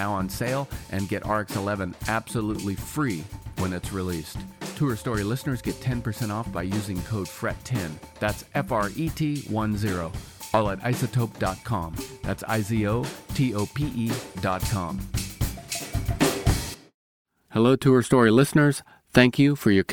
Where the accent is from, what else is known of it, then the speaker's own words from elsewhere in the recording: Mariposa, California, United States; moved away as an adult; also born or lived in Portland, Oregon; I grew up in Northern California, and I moved to Portland in 2003